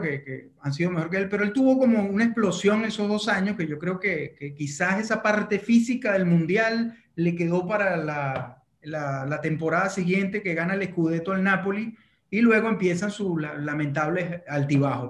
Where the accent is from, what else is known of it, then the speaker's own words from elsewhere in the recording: Venezuela; yo como venezolano